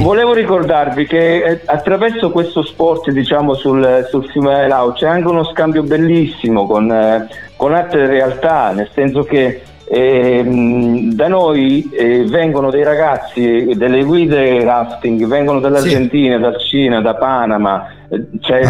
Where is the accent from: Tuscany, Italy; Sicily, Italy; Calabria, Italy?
Calabria, Italy; moved away as an adult; decisi di tornarmene giù in Calabria